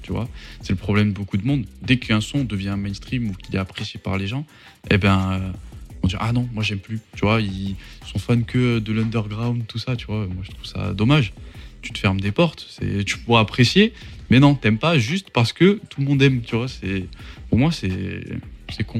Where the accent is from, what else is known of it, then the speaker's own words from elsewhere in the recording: Mont-de-Marsan, Nouvelle-Aquitaine, France; je suis pas de Paris, tu vois, je suis, euh, je suis de Mont-de-Marsan